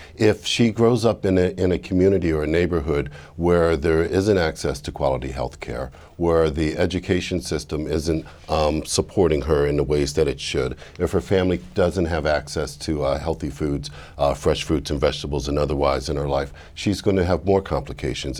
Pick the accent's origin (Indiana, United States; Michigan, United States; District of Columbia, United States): District of Columbia, United States; Washington; In my hometown, I grew up in Washington, D.C. We've been there for multiple generations.